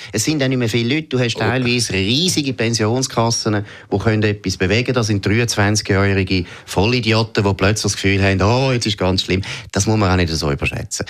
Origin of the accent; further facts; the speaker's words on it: Switzerland; als Schweizer